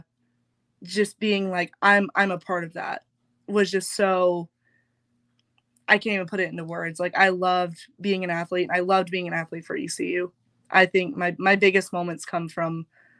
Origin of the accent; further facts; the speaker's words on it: Charlotte, North Carolina, United States; I'm from Charlotte.